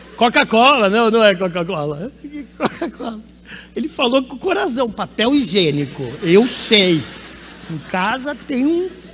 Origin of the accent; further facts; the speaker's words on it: Campinas, São Paulo, Brazil; Sou de Campinas, interior de São Paulo.